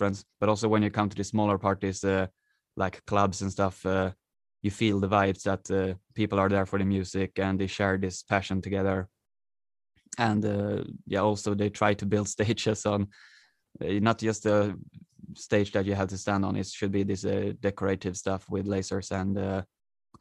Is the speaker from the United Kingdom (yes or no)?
no; Sweden; English is a second language; I am here from Sweden, where I at the moment live also